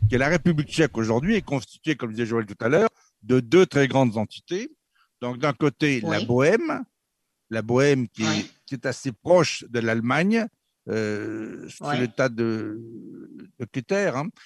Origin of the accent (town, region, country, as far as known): France